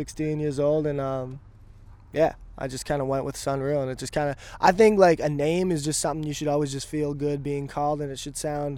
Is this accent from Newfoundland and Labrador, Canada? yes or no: no; Vernon, British Columbia, Canada; now in Vancouver, Canada; I'm originally from Vernon, BC